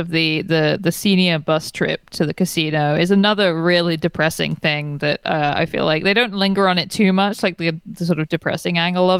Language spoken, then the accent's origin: English; United Kingdom; my hometown in Britain.